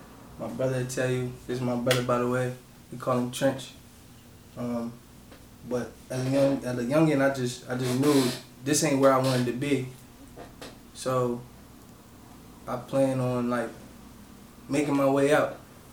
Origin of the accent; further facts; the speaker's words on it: Harrisburg, Pennsylvania, United States; I'm from Uptown Harrisburg, 4th and Emerald. I moved around a lot of my life, but Harrisburg is where I rep. That's where I'm from.